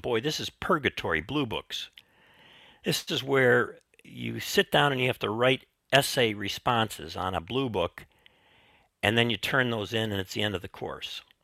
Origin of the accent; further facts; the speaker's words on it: Chicago, Illinois, United States; I grew up in Chicago